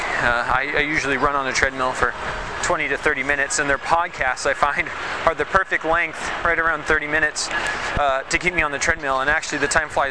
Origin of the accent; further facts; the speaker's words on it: Spokane, Washington, United States; moved away as an adult; also born or lived in Saudi Arabia; now in Shanghai, China; I'm originally from Spokane, Washington, and taught for 3 years in the States